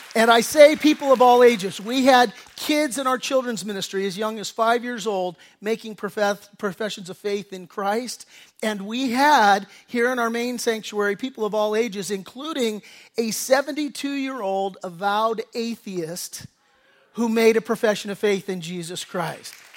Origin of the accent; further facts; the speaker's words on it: Redondo Beach, California, United States; I grew up in Redondo Beach.